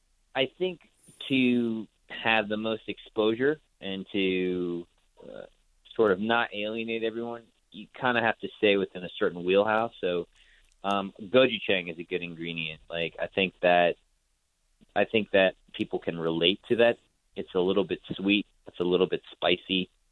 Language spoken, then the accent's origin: English; Singapore; one of my favorite dishes growing up in Singapore was this dish called Sago Gula Melaka.